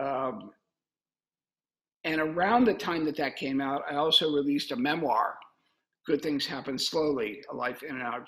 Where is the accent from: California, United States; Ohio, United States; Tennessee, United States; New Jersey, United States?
Ohio, United States; Cincinnati; my hometown of Cincinnati